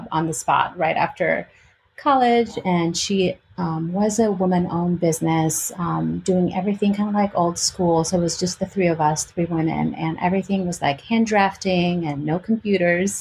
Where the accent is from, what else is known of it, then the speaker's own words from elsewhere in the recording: Albania; English is a second language; moved away as an adult; also born or lived in Greece / California / Illinois / Chicago; now in Richmond, United States; I was born in Albania and I was raised in Albania and Greece. My mom is Greek and my dad is Albanian.